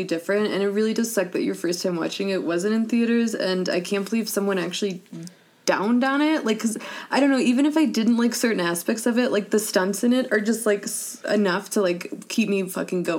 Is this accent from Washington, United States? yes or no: no; Indiana, United States; moved away; I'm from Indiana